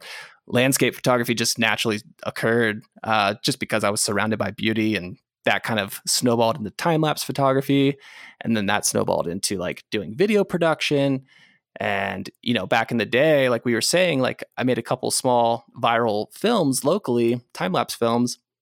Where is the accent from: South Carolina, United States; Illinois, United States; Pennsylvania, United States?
Pennsylvania, United States; Gettysburg; moved away; I grew up in a small town, Gettysburg, Pennsylvania